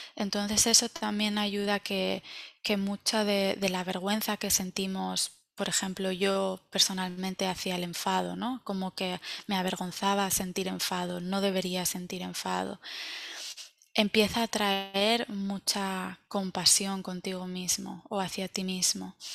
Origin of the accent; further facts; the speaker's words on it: Valencia, Valencian Community, Spain; moved away as an adult; now in United States; yo soy de Valencia